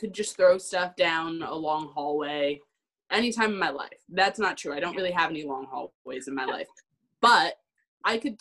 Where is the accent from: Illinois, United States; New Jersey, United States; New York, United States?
New York, United States; Peekskill; I'm originally from Peekskill, New York